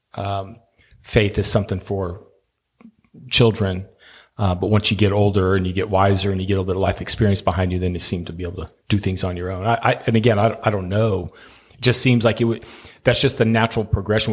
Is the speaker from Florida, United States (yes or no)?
yes; Miami, Florida, United States; moved away; my hometown, uh, of Miami